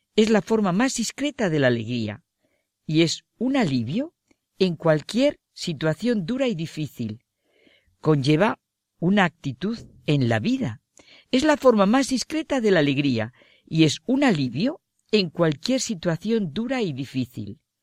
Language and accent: Spanish; Spain; Como española que soy